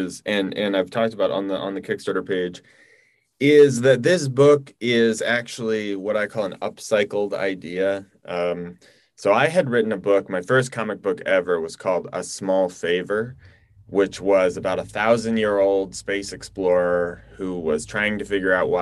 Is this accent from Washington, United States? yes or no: yes; Washington, United States; I am from Washington State